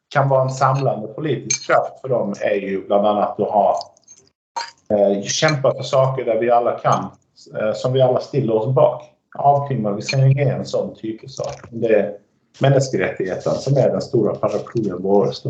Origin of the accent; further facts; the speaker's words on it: Skåne, Sweden; Norwegian is a second language; now in Norway; I Skåne så bruker vi se at vi er, vi er ikke svensker, vi er ikke dansker, vi er skåninger.